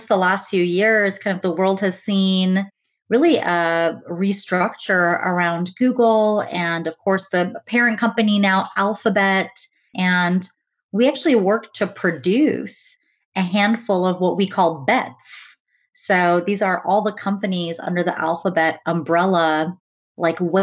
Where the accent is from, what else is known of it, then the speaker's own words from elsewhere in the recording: United States; growing up as first generation in the US, my parents are Indian and immigrated actually from Tanzania